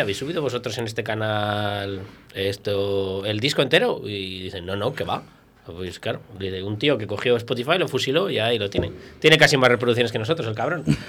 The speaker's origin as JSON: {"language": "Spanish", "town": "Viana de Cega", "region": "Castile and León", "country": "Spain", "said": "Yo soy de Viana."}